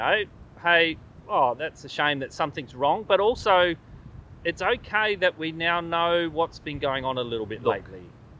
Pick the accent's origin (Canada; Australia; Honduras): Australia; South Australia; moved away; I grew up in South Australia.